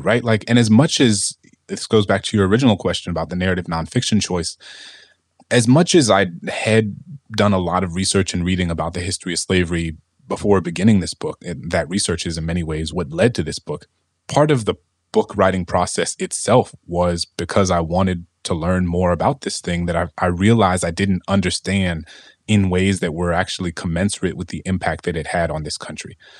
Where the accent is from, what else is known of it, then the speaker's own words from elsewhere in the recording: New Orleans, Louisiana, United States; my hometown in New Orleans